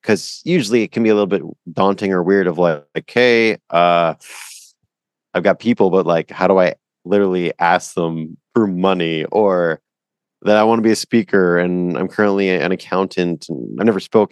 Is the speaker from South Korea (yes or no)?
no; Canada; I'm from Canada